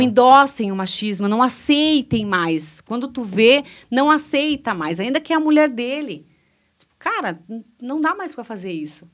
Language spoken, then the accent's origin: Portuguese; Cruz Alta, Rio Grande do Sul, Brazil; eu fui criada em Cruz Alta pela minha avó